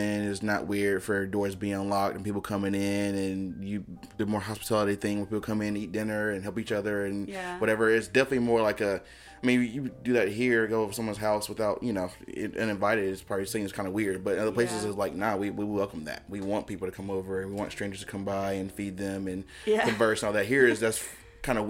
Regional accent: High Point, North Carolina, United States; I grew up in High Point, so not far from here at all

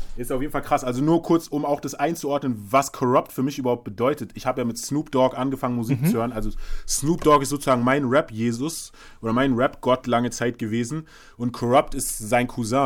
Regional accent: Berlin, Germany; als Berliner Hustler

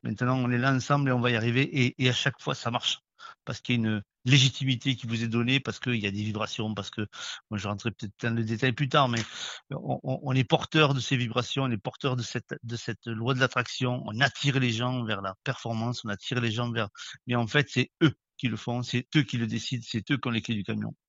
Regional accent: Toulouse, Occitania, France; je suis toulousain

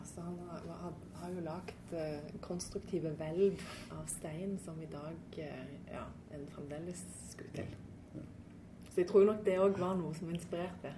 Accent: Stavanger, Rogaland, Norway; also born or lived in Trondheim / Denmark; Jeg er jo fra Stavanger, jeg er faktisk fra Storhaug. Ja, men eh, jeg har jo eh, Ja, jeg kom til Storhaug da jeg var seks år

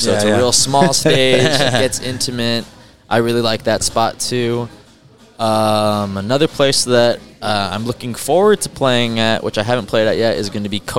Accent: Harlingen, Texas, United States; We're from Harlingen

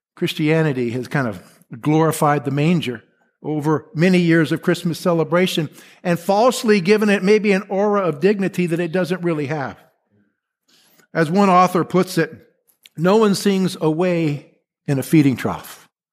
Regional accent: Texas, United States; moved away; I'm from Texas. I put my hand over my heart when I say Texas

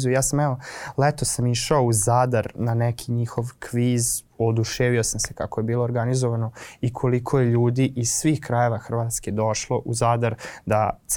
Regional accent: Novi Sad, Vojvodina, Serbia; kod nas u Novom Sadu

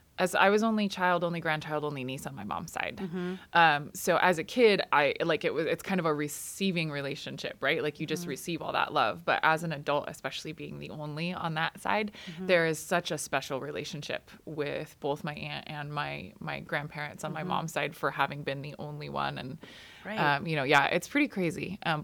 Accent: Oxnard, California, United States; born there; I was born in Oxnard, California.

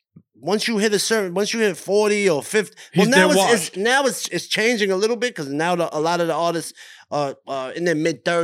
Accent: Brooklyn, New York, United States; Growing up in Brooklyn

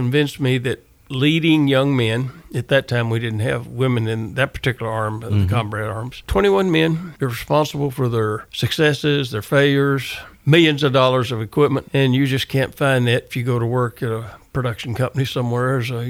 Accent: West Tennessee, United States; I grew up in West Tennessee, the son of sharecroppers. None of our family had ever gone to college.

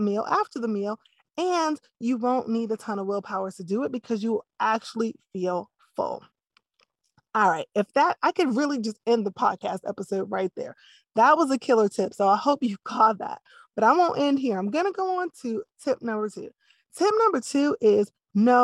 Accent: East Coast, United States; I grew up on the East Coast

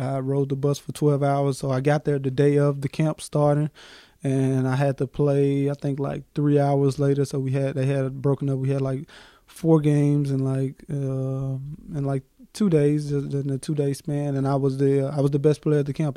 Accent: Memphis, Tennessee, United States; Memphis, Tennessee, um, April 28, 1994 born and raised in Memphis

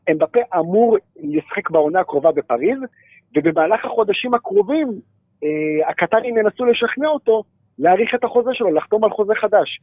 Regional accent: Jerusalem, Jerusalem District, Israel; בתור ירושלמי אני אוהד את ביתר

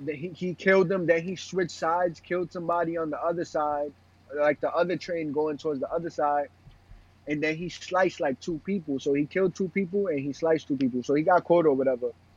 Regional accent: New York City, New York, United States; I got pride being from Brooklyn

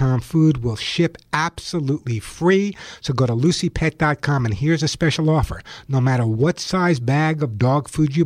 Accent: Long Island, New York, United States; moved away as an adult; now in California, United States; I live in California now, but I grew up on Long Island

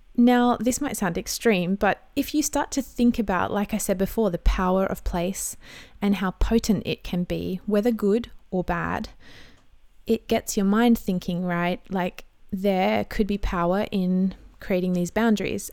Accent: Australia; I'm an Aussie mum in my thirties

